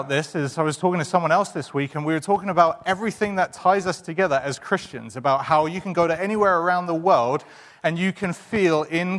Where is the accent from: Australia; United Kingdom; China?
United Kingdom; England; moved away; we're both from England